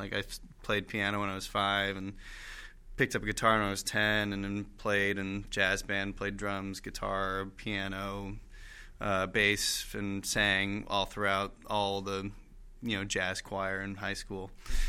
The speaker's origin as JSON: {"language": "English", "town": "Annapolis", "region": "Maryland", "country": "United States", "tie": "born or raised there", "also_born_or_lived": "North Carolina", "moved": "as an adult", "lives_now": "New York, United States", "said": "I grew up in Annapolis, Maryland"}